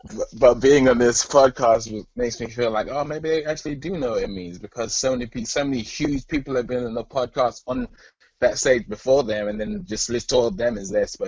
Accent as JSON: {"language": "English", "region": "London", "country": "United Kingdom", "tie": "born or raised there", "also_born_or_lived": "Alabama / Boston", "moved": "as an adult", "lives_now": "California, United States", "said": "I'm from London, England. I grew up there. My dad was a pastor in the South England Conference for 35 years. And then when I was 18, I moved to Alabama to go to Oakwood."}